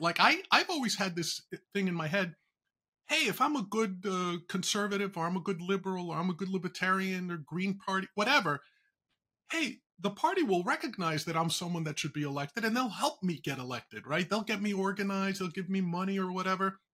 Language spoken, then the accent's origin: English; New York, United States; a native New Yorker